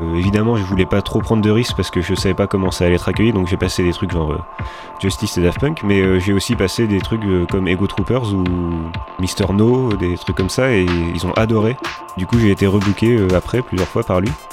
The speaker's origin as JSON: {"language": "French", "country": "France"}